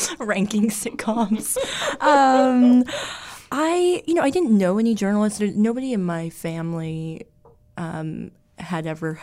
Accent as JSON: {"language": "English", "town": "Red Bank", "region": "New Jersey", "country": "United States", "tie": "born or raised there", "also_born_or_lived": "New York / Los Angeles", "moved": "yes", "said": "Well, I was born in New York, and I was raised in New Jersey, in Red Bank, which is like an hour and 15 minutes from Manhattan."}